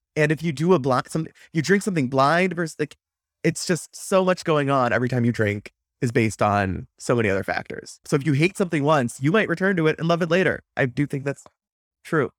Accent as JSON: {"language": "English", "region": "Wisconsin", "country": "United States", "tie": "born or raised there", "said": "growing up in Wisconsin, It's a beer-centric culture."}